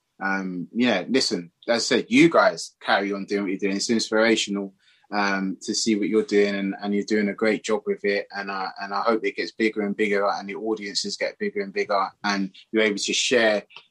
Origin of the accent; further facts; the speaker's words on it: Ghana; now in London, United Kingdom; I'm from Ghana originally